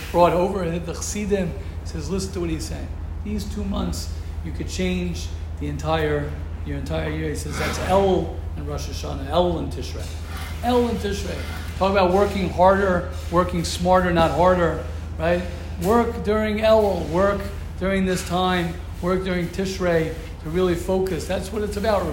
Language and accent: English; United States; moved away; I come from America.